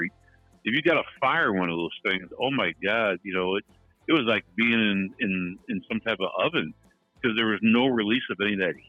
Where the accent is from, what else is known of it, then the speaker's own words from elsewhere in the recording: St. Louis, Missouri, United States; I grew up in South St. Louis